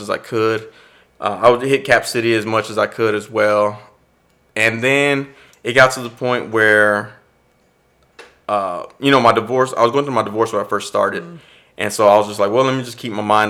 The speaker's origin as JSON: {"language": "English", "town": "Austin", "region": "Texas", "country": "United States", "tie": "born or raised there", "said": "growing up in East Austin, there's a bunch of Hispanic community"}